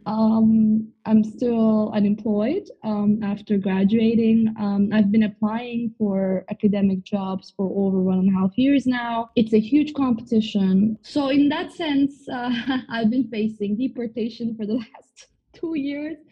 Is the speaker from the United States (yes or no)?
no; Turkey; moved away; I'm originally from Turkey